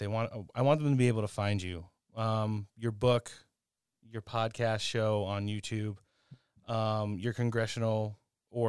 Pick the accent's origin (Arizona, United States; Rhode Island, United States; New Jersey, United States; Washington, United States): New Jersey, United States; now in California, United States; I grew up on the East Coast. I'm from New Jersey.